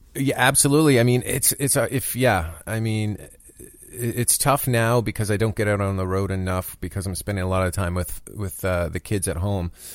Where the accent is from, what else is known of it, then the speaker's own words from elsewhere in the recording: Canada; moved away as an adult; now in United States; I'm a Canadian.